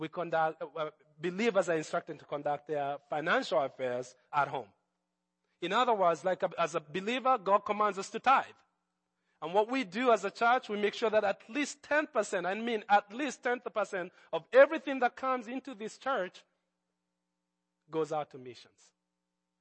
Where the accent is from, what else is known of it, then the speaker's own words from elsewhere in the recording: Nairobi, Kenya; when Jesus came into my life as a teenager, growing up in Nairobi